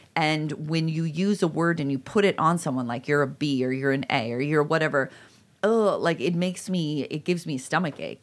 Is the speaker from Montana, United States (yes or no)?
no; Illinois, United States; I'm from Illinois, but right this Midwestern area